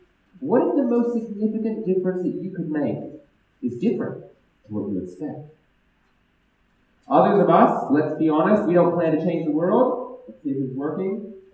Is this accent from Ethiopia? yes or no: yes; Ethiopia; also born or lived in Ghana / Australia / Germany; So I was born in Ghana. I grew up in Ethiopia. And then I moved from Ethiopia to Australia.